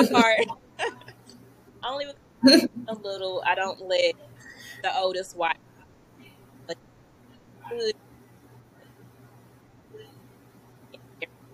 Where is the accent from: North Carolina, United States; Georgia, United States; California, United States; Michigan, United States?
North Carolina, United States; Greensboro; Born and raised in Greensboro.